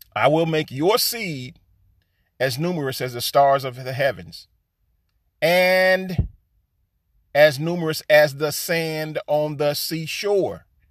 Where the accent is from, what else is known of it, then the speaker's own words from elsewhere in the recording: United States; All of us so-called African Americans, Negroes, or Black folks